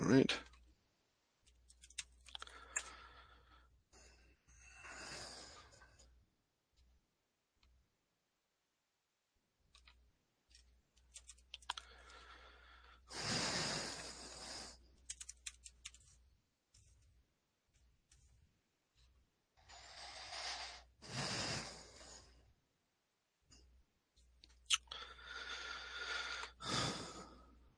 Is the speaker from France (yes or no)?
no; Mississippi, United States; I was born and raised in Mississippi